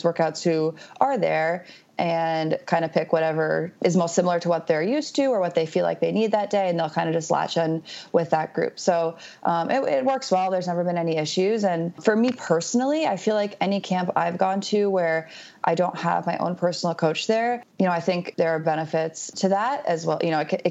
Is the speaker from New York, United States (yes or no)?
yes; upstate New York, United States; moved away as an adult; I'm from New York, so upstate New York, pretty close to where I'm from